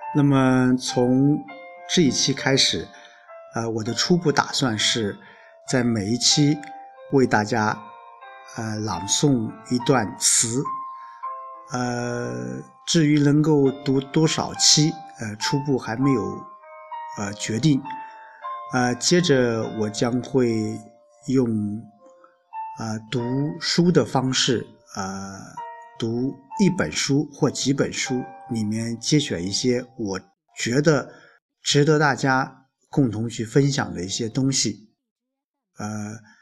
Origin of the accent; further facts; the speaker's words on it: Lu'an, Anhui, China; now in Xuancheng, China; 因为我不是宣城，我老家在陆安